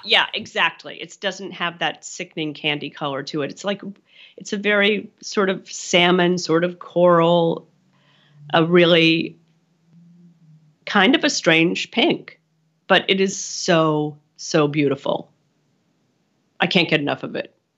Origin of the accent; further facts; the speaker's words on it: Pennsylvania, United States; I grew up in Pennsylvania